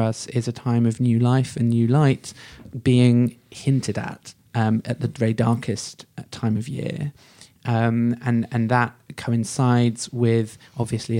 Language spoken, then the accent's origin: English; United Kingdom; as a person who's grown up in Britain, born and brought up in Britain